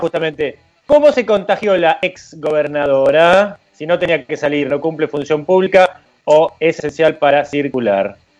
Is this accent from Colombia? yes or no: no; Argentina; soy argentino